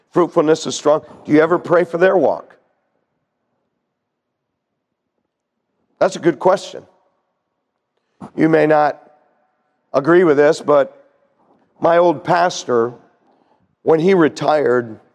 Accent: United States; as American Christians

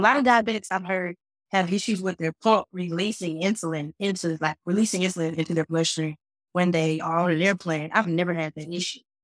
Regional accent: Fort Worth, Texas, United States; also born or lived in Dallas, Texas; I was born in Parkland Memorial, but then by the time I was at one or two, I was already adopted out Fort Worth

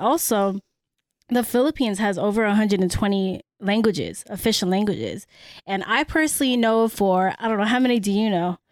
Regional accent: San Francisco, California, United States; first language Cebuano; English is a second language; I was born and raised in San Francisco

